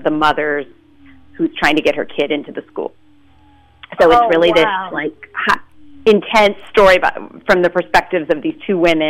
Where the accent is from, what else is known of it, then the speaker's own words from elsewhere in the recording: Memphis, Tennessee, United States; now in San Francisco, United States; I hail from the Castro, but originally from Memphis, Tennessee. But I've been in San Francisco 15 years now